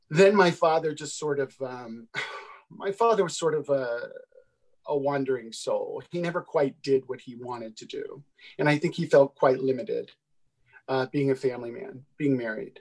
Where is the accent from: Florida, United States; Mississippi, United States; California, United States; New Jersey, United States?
California, United States; Concord; also born or lived in Houston, Texas; I was born in Houston, Texas, but I was raised in the East Bay of San Francisco in a town called Concord